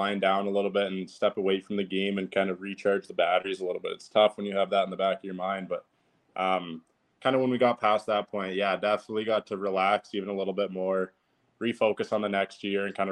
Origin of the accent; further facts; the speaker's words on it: London, Ontario, Canada; I was back home in my hometown, London, Ontario